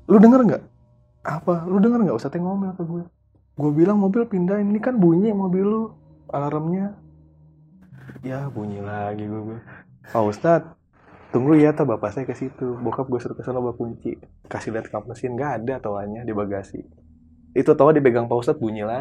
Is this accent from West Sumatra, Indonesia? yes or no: no; Jakarta, Indonesia; gue Betawi kan